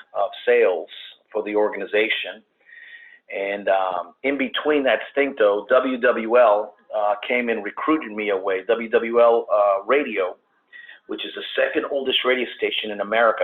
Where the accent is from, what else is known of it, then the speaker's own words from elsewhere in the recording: New Orleans, Louisiana, United States; born and raised in New Orleans